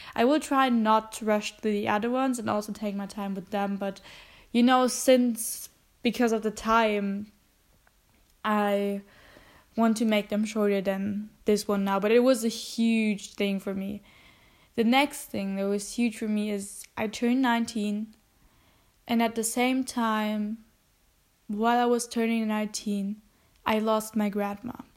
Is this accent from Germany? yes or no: yes; Germany; English is a second language; I'm half German and I'm half Filipino, which means that I have a uh, family also in the Philippines